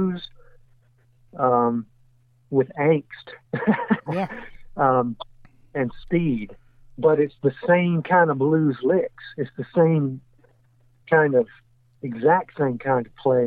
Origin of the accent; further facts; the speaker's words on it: Jackson, Mississippi, United States; also born or lived in Pearl, Mississippi; I was born in Jackson, Mississippi, and I was raised just in the suburbs in an area that was actually part of Jackson until I was 12 years old